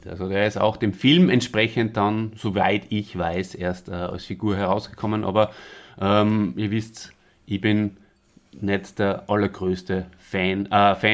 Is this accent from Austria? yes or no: yes; Austria; so grieselt, wie man bei uns in Österreich sagt